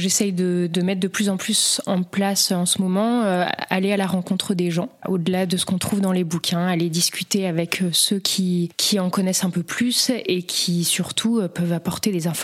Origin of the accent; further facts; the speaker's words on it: Haute-Savoie, Auvergne-Rhône-Alpes, France; moved away as an adult; now in Vaucluse, France; Je suis pas native d'ici. Moi, j'ai grandi en Haute-Savoie, dans les montagnes.